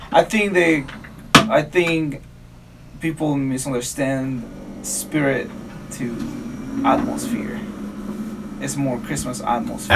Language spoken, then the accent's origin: English; Mexico; now in United States; in my hometown